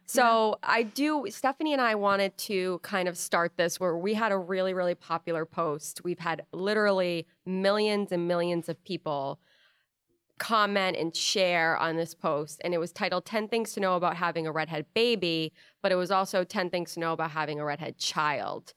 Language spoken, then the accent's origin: English; Rhode Island, United States; growing up in Rhode Island